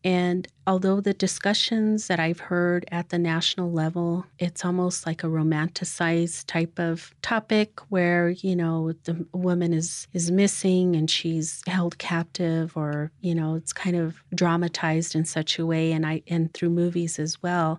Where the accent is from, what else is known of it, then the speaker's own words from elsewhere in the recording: Mescalero Apache tribe, New Mexico, United States; now in Pueblo of Laguna, United States; I am also from the Mescalero Apache tribe, but I live out at the Pueblo of Laguna